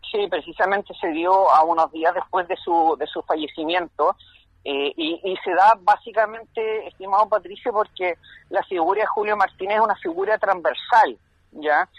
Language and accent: Spanish; Valdivia, Los Ríos, Chile; yo soy de Valdivia